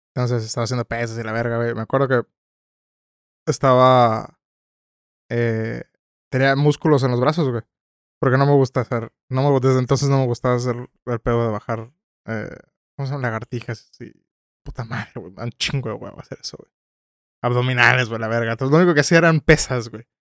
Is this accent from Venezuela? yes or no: no; Tijuana, Baja California, Mexico